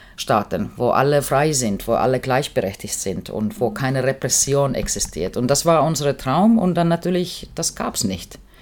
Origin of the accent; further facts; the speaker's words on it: Finland; German is a second language; moved away as an adult; also born or lived in East Germany; ich bin Finnin und ich komme aus Arbeiterfamilie